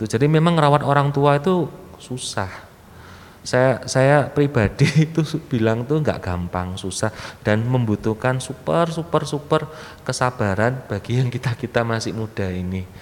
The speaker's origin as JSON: {"language": "Indonesian", "region": "East Java", "country": "Indonesia", "said": "Uh, Ngapunten saya ini orang Jawa Timur."}